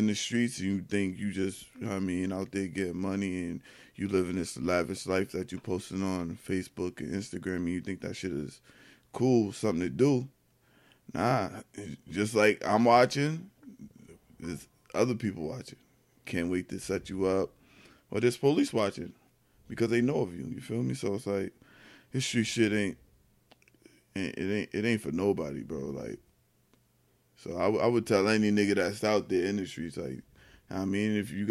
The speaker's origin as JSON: {"language": "English", "town": "Yonkers", "region": "New York", "country": "United States", "tie": "born or raised there", "said": "I'm from South Side of Yonkers. Feel me on Elliott"}